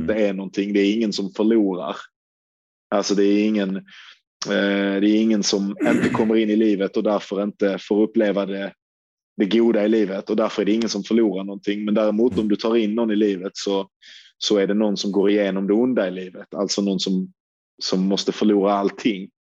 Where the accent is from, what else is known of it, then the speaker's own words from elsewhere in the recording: Sweden; som svensk